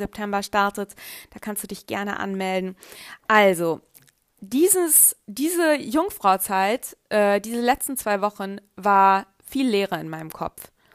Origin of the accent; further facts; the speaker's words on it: Germany; also born or lived in Carinthia, Austria; Ich bin in Deutschland aufgewachsen